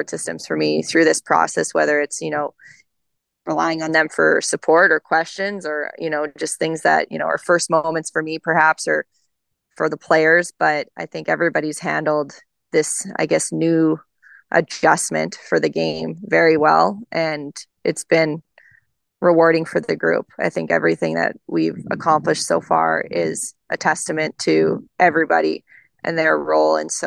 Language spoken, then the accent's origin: English; Canadian Prairies, Canada; now in Coachella Valley, United States; growing up in the Canadian prairies